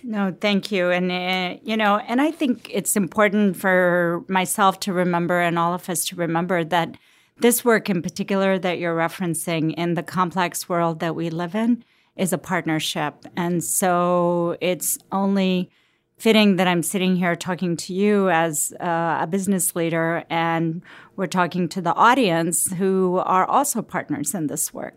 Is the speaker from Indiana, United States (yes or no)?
no; Cincinnati, Ohio, United States; also born or lived in Lahore, Pakistan; I grew up in Cincinnati